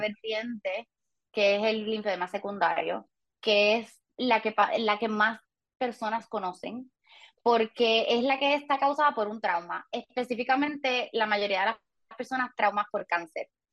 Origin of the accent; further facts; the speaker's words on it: Puerto Rico; crecí en Puerto Rico toda mi vida